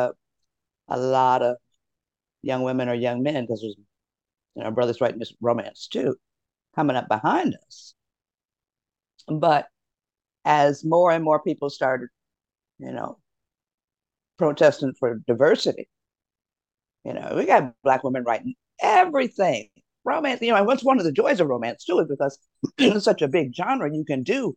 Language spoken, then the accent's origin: English; Detroit, Michigan, United States; my hometown of Detroit